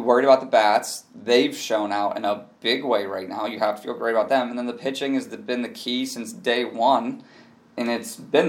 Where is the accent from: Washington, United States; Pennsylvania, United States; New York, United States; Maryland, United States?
Pennsylvania, United States; Pittsburgh; born and raised in Pittsburgh